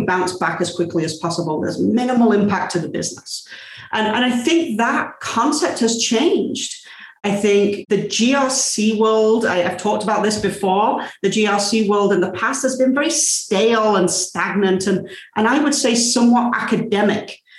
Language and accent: English; England, United Kingdom; I'm English.